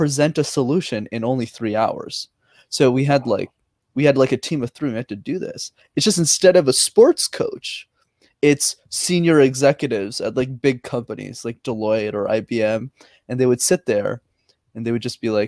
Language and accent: English; Montreal, Quebec, Canada; I'm born and raised in Montreal